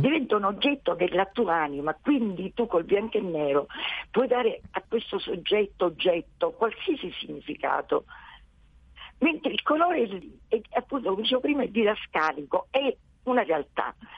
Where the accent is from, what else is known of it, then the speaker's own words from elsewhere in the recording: Sicily, Italy; io sono siciliana